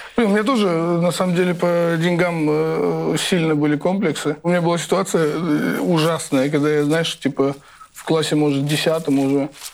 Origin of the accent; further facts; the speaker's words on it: Tbilisi, Georgia; я из Тбилиси